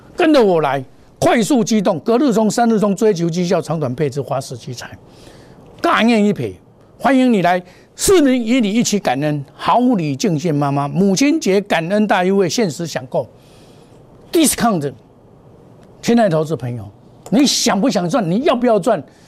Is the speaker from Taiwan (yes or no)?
yes; Taiwan; 我是真正的台湾人